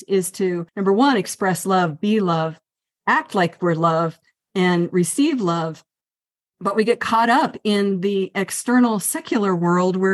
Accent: Northern Virginia, United States; also born or lived in Colorado; now in Santa Fe, United States; I grew up in Northern Virginia, and then I went to Colorado, and now I'm here in New Mexico.

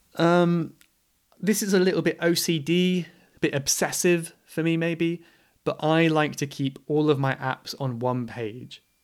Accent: England, United Kingdom; I am English

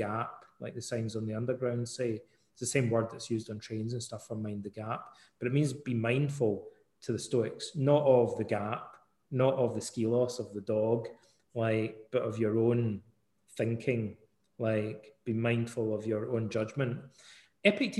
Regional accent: Ayr, Scotland, United Kingdom; moved away; also born or lived in Canada; when I was a wee boy growing up in Scotland, in Ayr

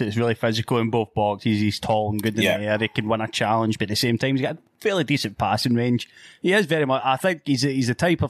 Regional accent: Scotland, United Kingdom; as a Scotsman

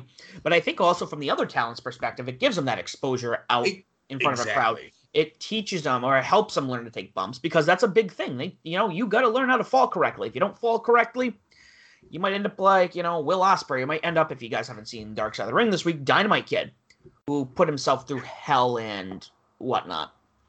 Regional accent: Boston area, Massachusetts, United States; We're from the Boston area.

